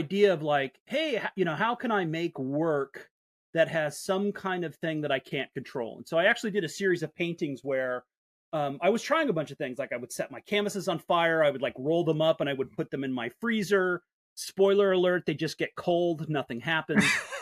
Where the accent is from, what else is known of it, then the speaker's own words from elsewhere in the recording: Littleton, Colorado, United States; also born or lived in San Diego, California; I grew up in Colorado. I was born in San Diego, but my parents moved to Colorado when I was pretty young